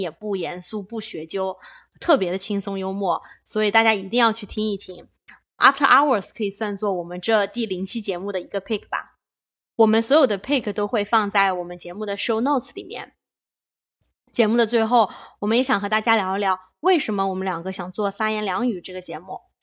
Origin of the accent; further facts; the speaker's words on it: China; moved away as an adult; now in California, United States; 我们土生土长的几个中国小青年在加州的生活体验